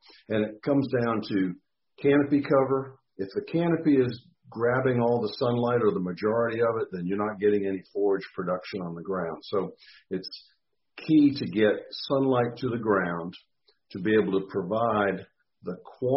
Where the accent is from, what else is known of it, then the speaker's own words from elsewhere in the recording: Massachusetts, United States; moved away as an adult; also born or lived in Texas; now in Mississippi, United States; I grew up in Massachusetts, so I'm kind of a former Yankee, and came to Mississippi for graduate school back a long time ago